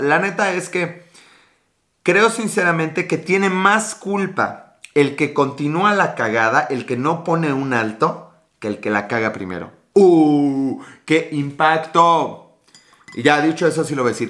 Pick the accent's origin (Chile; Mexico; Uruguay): Mexico; northern Mexico; accent: norteño; now in Puebla, Mexico; soy mexicano de ahí del norte